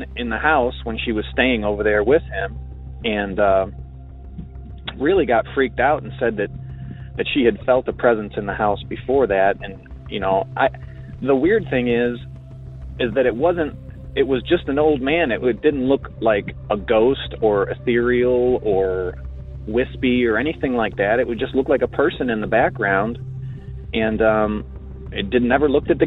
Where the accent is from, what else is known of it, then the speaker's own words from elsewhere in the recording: Marietta, Georgia, United States; I'm from Marietta, Georgia